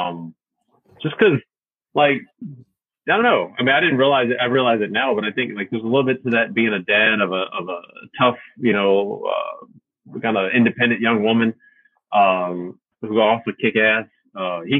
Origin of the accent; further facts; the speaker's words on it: Norfolk, Virginia, United States; also born or lived in New Jersey / Alabama / Michigan / Dallas, Texas; I was born in Norfolk and I lived there most of my life